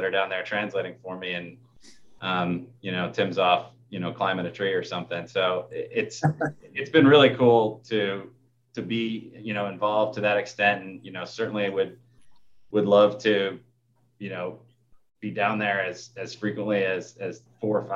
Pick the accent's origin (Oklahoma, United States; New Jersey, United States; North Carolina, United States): New Jersey, United States; Warren County; now in Pennsylvania, United States; I grew up in Warren County, New Jersey, which is, you know, just across the river, from where I'm at in Pennsylvania